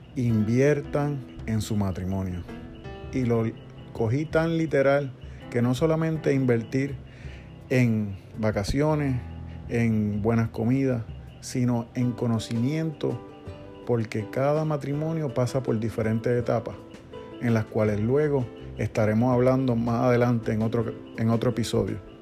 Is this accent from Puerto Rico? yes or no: yes; Puerto Rico; Humacao queda en el este de nuestra isla